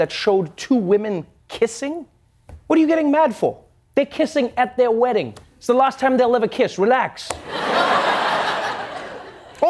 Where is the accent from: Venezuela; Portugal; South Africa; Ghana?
South Africa; I'm South African